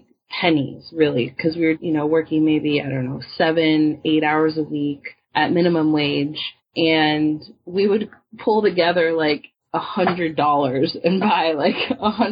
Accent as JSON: {"language": "English", "region": "Washington", "country": "United States", "also_born_or_lived": "Oakland", "moved": "yes", "said": "I'm from Washington now"}